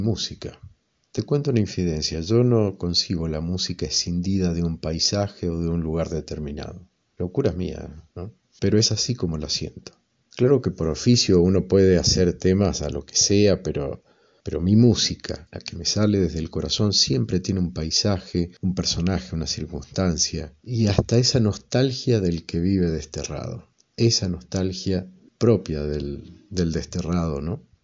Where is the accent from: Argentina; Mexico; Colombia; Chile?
Argentina; Ceres, Santa Fe; now in Mendoza, Argentina; del noroeste santafesino, pero me crié en una estancia a unos 50 kilómetros, cerca de dos caseríos de no más de 100 personas, Esteban Rams y Campo Garay